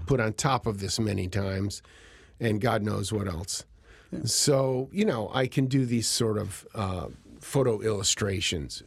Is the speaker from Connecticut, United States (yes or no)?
yes; Cheshire, Connecticut, United States; moved away as an adult; growing up in Cheshire, you know, college was always the, the, um, the goal